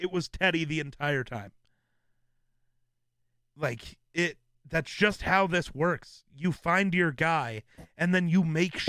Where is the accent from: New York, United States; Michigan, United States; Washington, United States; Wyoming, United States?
Wyoming, United States; I'm from Wyoming